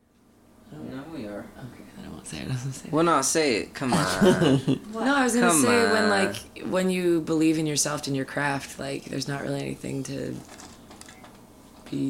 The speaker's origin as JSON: {"language": "English", "town": "Seattle", "region": "Washington", "country": "United States", "said": "I'm from Seattle, so I moved back home to Seattle"}